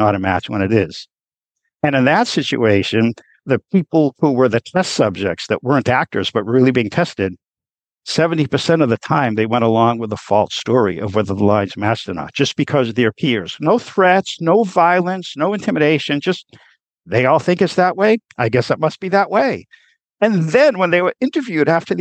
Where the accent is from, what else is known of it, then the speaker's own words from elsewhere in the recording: United States; I say this as an American Jew